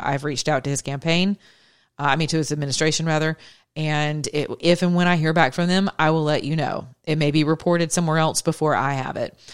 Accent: United States; I'm American

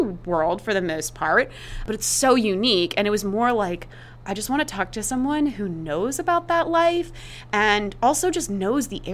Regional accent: East Coast, United States; moved away as an adult; also born or lived in Chicago; I grew up on the East Coast

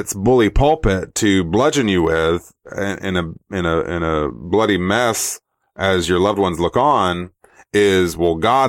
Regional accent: Georgia, United States; accent: Southerner; I grew up in Georgia.

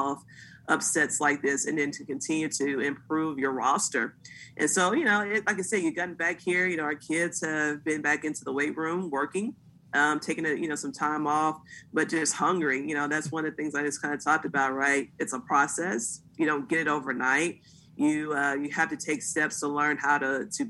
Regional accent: Texas, United States; moved away; I'm from Texas originally

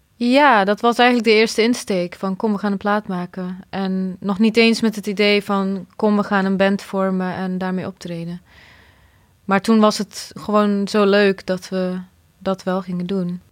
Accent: Nijmegen, Gelderland, Netherlands; born or raised there; also born or lived in Bosnia / Croatia

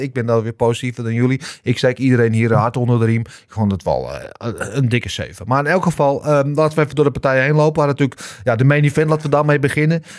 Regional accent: Netherlands; wij zijn Nederlanders

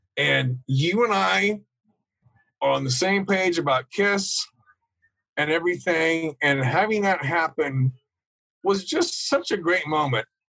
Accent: Topeka, Kansas, United States; I grew up in Topeka, Kansas, which is right in the middle of the country

